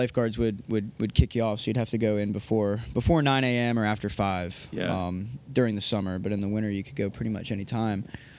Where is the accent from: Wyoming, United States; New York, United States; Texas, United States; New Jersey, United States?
New Jersey, United States; Point Pleasant; I lived in New Jersey. That's where I grew up.